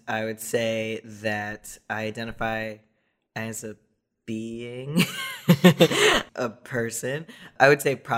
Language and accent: English; Miami, Florida, United States; now in Los Angeles, United States; I grew up mostly in Miami